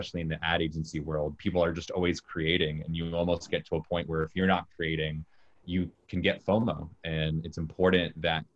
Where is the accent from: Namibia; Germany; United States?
United States; Jacksonville, Florida; moved away as an adult; also born or lived in Orlando, Florida; now in New York City, United States; I'm from Jacksonville, Florida